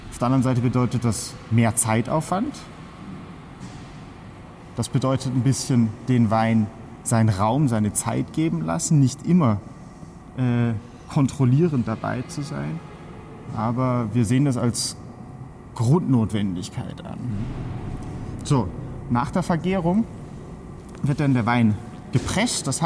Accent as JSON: {"language": "German", "country": "Germany", "lives_now": "Spain", "said": "Bin aus Deutschland, und jetzt seit fünf Jahren hier im Rioja tätig."}